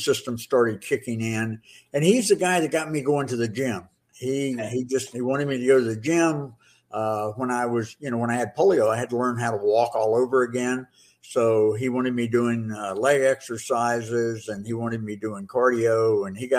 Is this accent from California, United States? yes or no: no; Florida, United States; I grew up here